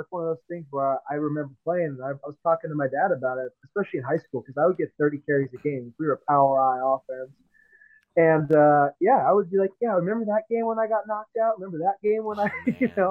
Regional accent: Seattle, Washington, United States; moved away; I'm from Seattle originally.

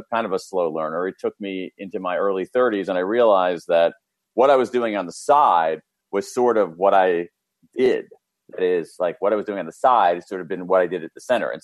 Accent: Columbus, Ohio, United States; I grew up in Central Ohio, Columbus, Ohio, middle class family, middle of America.

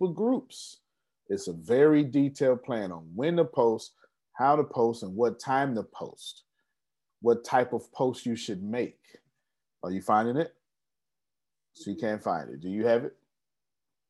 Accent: Texas, United States; I'm such a Texan.

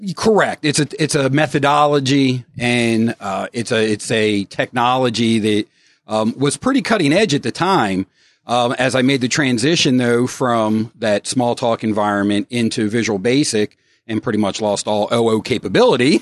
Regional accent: Baltimore, Maryland, United States; now in Northern Virginia, United States; I'm originally from Baltimore

